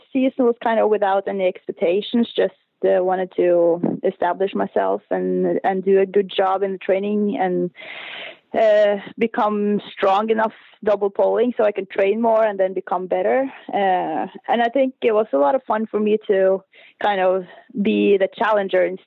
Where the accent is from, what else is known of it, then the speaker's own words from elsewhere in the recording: Oppdal, Trøndelag, Norway; No, I'm from Uppdal. It's about 2-hour drive from Trondheim.